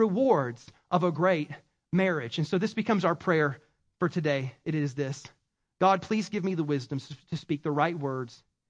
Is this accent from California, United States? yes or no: no; South Carolina, United States; accent: Southern; I have a Southernism because I'm from South Carolina.